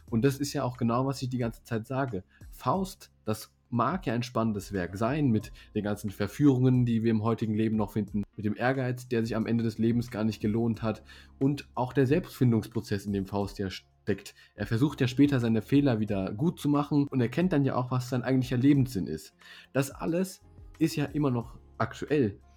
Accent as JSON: {"language": "German", "region": "Baden-Württemberg", "country": "Germany", "tie": "born there", "said": "Als gebürtiger Baden-Württemberger kann ich allen Hessen sagen, dass man auch mit Alternativen würdig zu einem angesehenen Abitur kommt."}